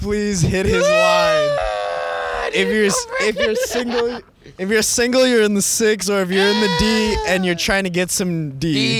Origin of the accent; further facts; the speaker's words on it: 20 minutes south of Detroit, Michigan, United States; I'm not from Detroit.